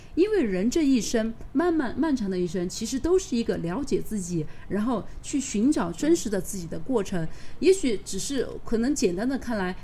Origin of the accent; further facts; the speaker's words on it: Sichuan, China; 我其实作为一个四川人，我去了三星堆可能还是有四五次了吧